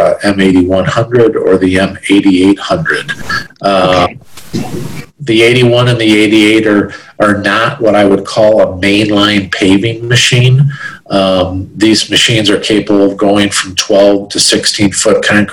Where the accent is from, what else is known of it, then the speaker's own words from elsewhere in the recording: Chicago, Illinois, United States; I'm from the Chicago area